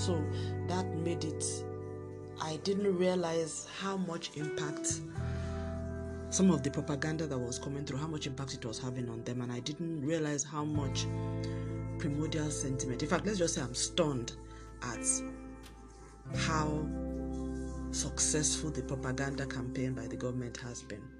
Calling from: Lagos, Nigeria; I'm I'm recording from Lagos, Nigeria

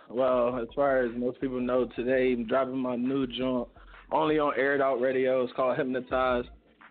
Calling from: Philadelphia, Pennsylvania, United States; I'm calling from Philly, Northeast right now.

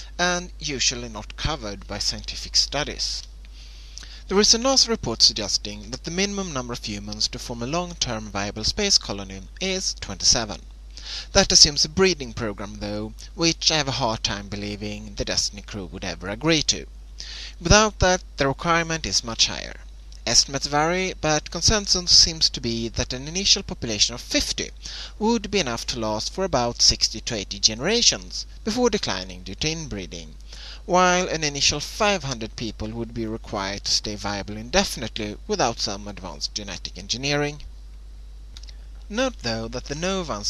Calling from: Sweden; I'm calling from Sweden

